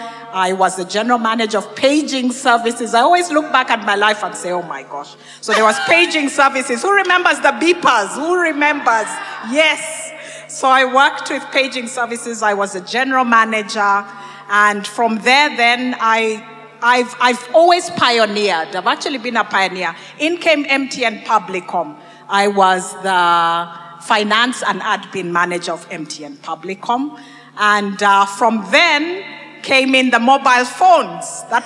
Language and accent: English; Kenya; also born or lived in Uganda / Botswana; I've lived and grown up in a lot of countries, in Kenya. I was born in Uganda. But spent a lot of my education in Kenya. I was in Botswana.